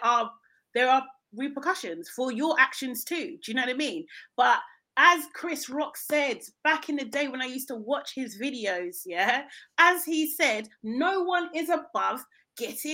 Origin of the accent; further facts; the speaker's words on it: London, United Kingdom; I'm from South London